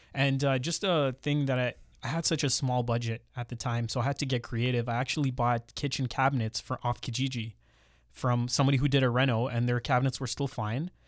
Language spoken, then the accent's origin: English; Mississauga, Ontario, Canada; also born or lived in Brampton; I grew up in Mississauga and then later moved to Brampton